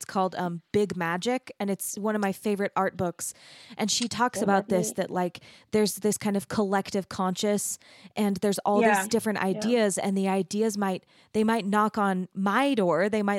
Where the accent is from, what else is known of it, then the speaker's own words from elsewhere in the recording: Arizona, United States; moved away; also born or lived in Texas; So I grew up in Arizona, which is kind of like underneath California. And then I went to school in Texas in this beautiful little art city, like a tiny little art city in Texas.